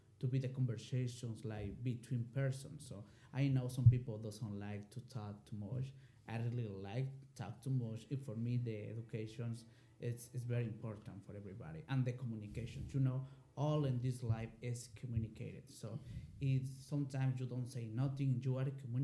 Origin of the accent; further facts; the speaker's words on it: Mexico; English is a second language; moved away as an adult; also born or lived in Morelia, Michoacán, Mexico; now in Dalton, United States; I was born and raised in Mexico